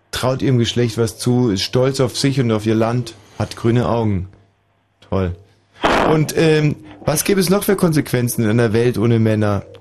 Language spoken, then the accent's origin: German; Munich, Bavaria, Germany; born there; Aber ich bin in München-Pasing geboren.